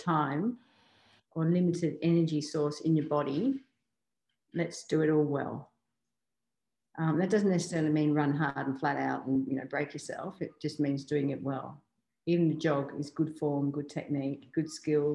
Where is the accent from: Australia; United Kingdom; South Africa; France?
Australia; being an Australian athlete